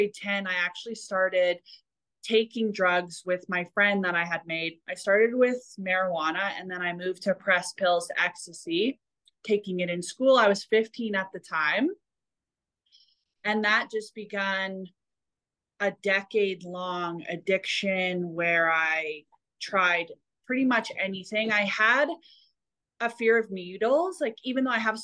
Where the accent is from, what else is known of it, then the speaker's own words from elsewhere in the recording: Alberta, Canada; growing up in Alberta, kind of a country western kind of place